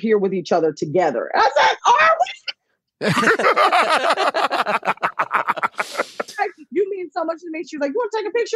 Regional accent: New Jersey, United States; also born or lived in Philadelphia / Coventry; I'm from New Jersey

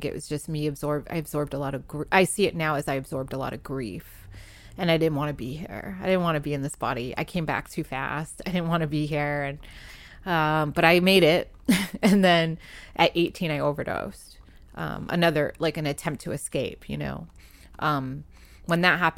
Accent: New England, United States; being a kid growing up in New England, you get shut down pretty hard by people and others that don't understand.

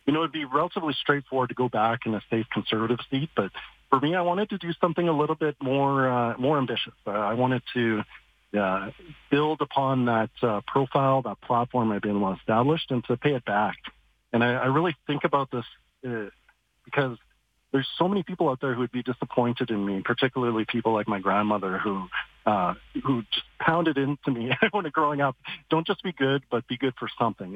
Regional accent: Calgary, Alberta, Canada; growing up in East Calgary

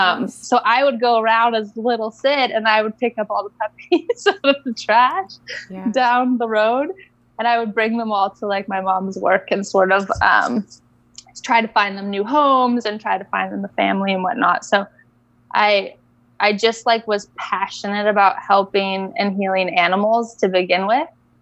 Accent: Bali, Indonesia; And I grew up in Bali. I grew up in Indonesia.

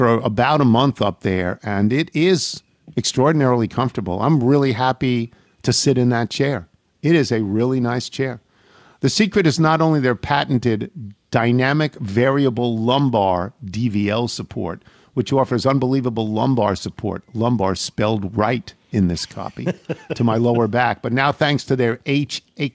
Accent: New York, United States; I grew up in New York.

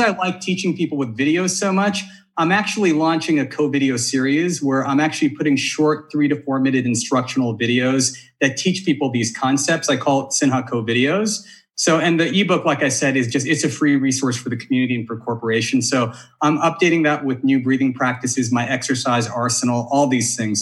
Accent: Bakersfield, California, United States; I did most of my growing up in Bakersfield. My mom's there.

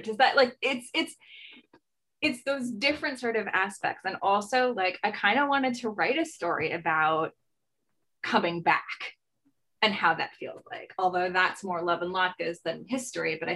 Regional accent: 45 minutes from New York City, United States; also born or lived in Montreal, Canada / Albany, New York; my hometown. That is 45 minutes from New York City

